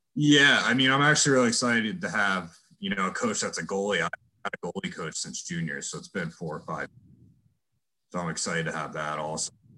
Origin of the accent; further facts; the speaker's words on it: Philadelphia, Pennsylvania, United States; moved away as an adult; now in Indiana, United States; I'm from Philly